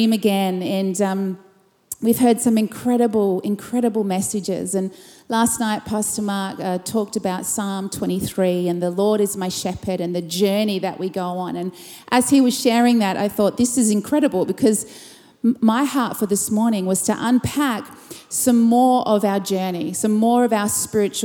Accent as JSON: {"language": "English", "town": "Perth", "region": "Western Australia", "country": "Australia", "said": "I'm from Perth, Western Australia, and from Urban Church"}